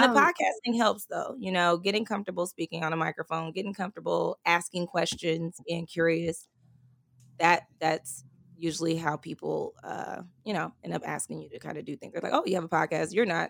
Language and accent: English; California, United States; also born or lived in Texas; When I moved to Texas, so I'm from California originally, the Bay Area, and I moved to Texas. I used to work for AT&T and I moved here with them.